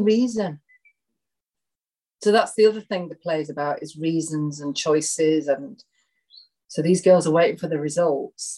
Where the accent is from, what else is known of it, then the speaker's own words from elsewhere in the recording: Marple, North West England, United Kingdom; Marple Memories, which is the village that I lived